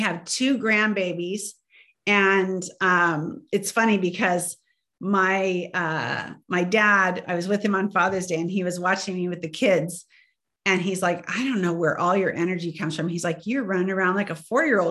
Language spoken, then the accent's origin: English; Indiana, United States; I grew up in Indiana, right on the border of Wisconsin, and cheese was like water